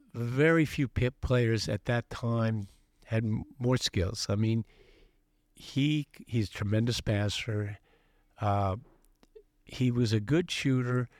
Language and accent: English; Los Angeles, California, United States; I was growing up in Los Angeles